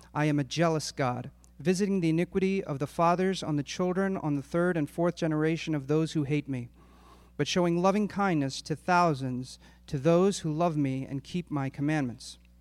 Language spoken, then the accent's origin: English; Philadelphia, Pennsylvania, United States; my family and I, we grew up in Northeast Philadelphia